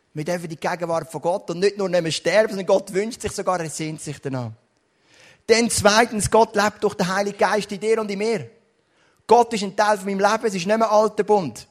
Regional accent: Switzerland; bin ich aufgewachsen in Rockkreuz

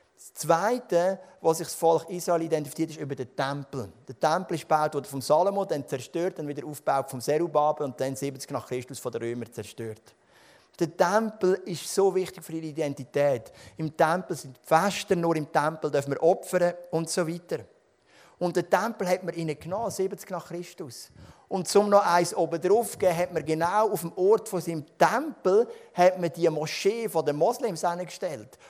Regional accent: Switzerland; Wir sind Schweizer

